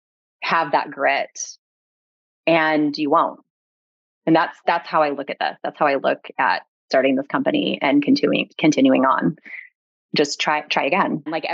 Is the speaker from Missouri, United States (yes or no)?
yes; Kansas City, Missouri, United States; moved away as an adult; also born or lived in Chicago; now in Southern California, United States; I'm from Kansas City, Missouri. Born and raised. I went to college in Chicago, went to Loyola University of Chicago.